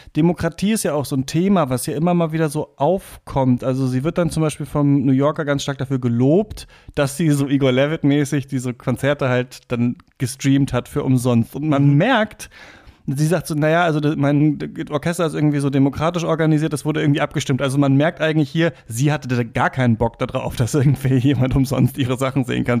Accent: Germany; als Deutscher

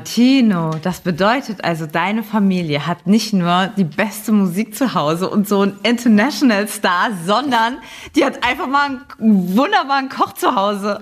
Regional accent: Saarland, Germany; hier im Saarland, wo ich herkomme

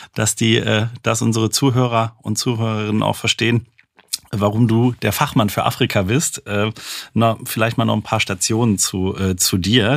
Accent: Saarland, Germany; komme ich aus dem Saarland

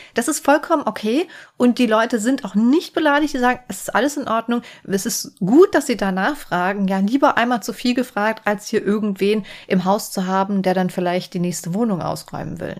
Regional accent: Hesse, Germany; ich komme jetzt aus Hessen

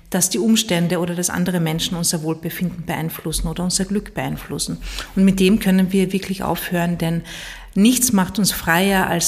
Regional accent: Carinthia, Austria; In meiner alten Heimat in Kärnten gibt es einen Spruch

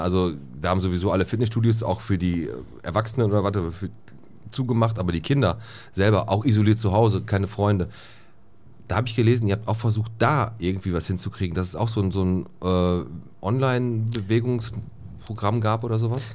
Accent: Bottrop, North Rhine-Westphalia, Germany; ich bin oben in Fontanestraße groß geworden

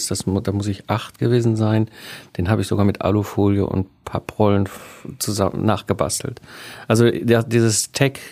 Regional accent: North Rhine-Westphalia, Germany; sondern ich komme ursprünglich aus dem Ruhrpott zwischen Kohle und Stahl aufgewachsen

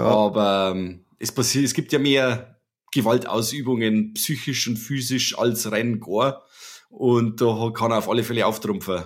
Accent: Germany; als Deutscher

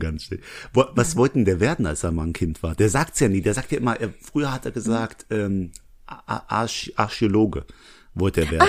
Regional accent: Langweiler, Rhineland-Palatinate, Germany; Ich komme ja aus Langweiler

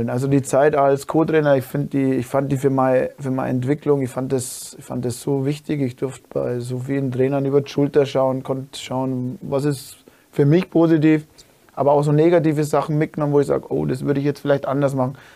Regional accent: Dingolfing, Bavaria, Germany; ich gehe wieder heim nach Dingolfing, das ist meine Heimatort

